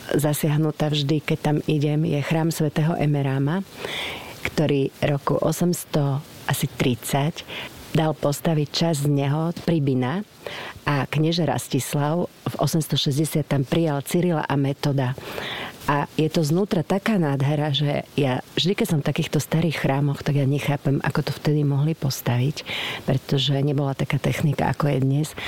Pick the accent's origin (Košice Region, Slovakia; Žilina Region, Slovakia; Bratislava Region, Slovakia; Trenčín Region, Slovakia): Košice Region, Slovakia; Košice; moved away as an adult; also born or lived in Nitra; som rodačka z Košíc a prišla som do Nitry 1. mája 1983.